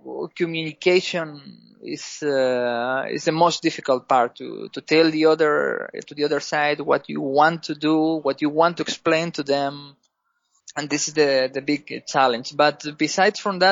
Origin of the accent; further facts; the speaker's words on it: Spain; English is a second language; moved away as an adult; now in Greece; I'm from Spain. I'm living in Greece.